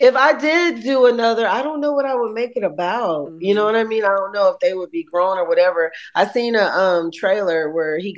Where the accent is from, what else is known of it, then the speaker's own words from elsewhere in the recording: East Point, Georgia, United States; also born or lived in College Park, Georgia; growing up in Jelly Beans and when I used to live in the hood in East Point, College Park